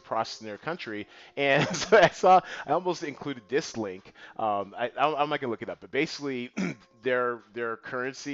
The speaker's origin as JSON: {"language": "English", "country": "Panama", "said": "I'm from Panama"}